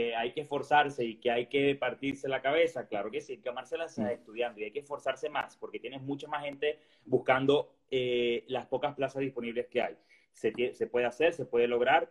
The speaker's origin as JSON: {"language": "Spanish", "country": "Venezuela", "moved": "as an adult", "lives_now": "Seville, Spain", "said": "soy venezolano"}